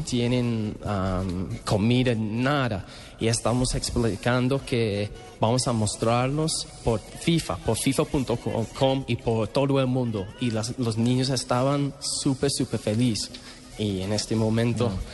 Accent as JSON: {"language": "Spanish", "region": "London", "country": "United Kingdom", "second_language": "Spanish", "moved": "as an adult", "lives_now": "Colombia", "said": "hasta mi país, hasta en Londres."}